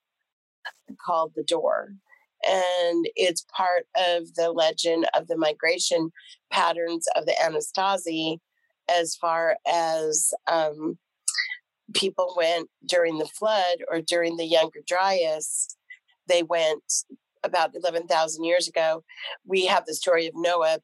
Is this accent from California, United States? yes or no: yes; Southern California, United States; I grew up in Southern California